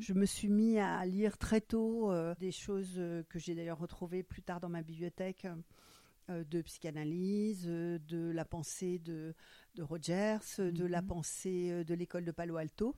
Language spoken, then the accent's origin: French; Frankfurt, Hesse, Germany; first language German; French is a second language; now in Cherbourg, France; Je suis née à Francfort. Ma langue maternelle, c'est l'allemand